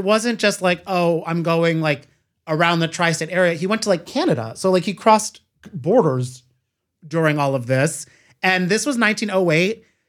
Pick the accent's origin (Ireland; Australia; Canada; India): Ireland; I'm Irish, so I feel like it does track for a lot of our Irish people.